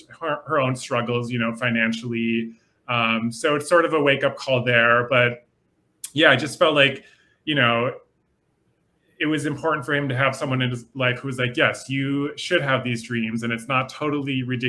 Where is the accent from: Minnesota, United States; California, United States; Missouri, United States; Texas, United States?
Minnesota, United States; I'm from the Midwest as well. I grew up in Minnesota.